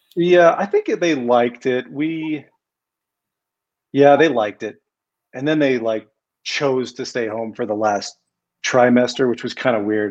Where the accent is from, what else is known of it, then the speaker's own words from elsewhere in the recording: Colorado, United States; also born or lived in Seattle, Washington; I'm from Colorado. I grew up in Colorado. I can't claim native, but I was born in Seattle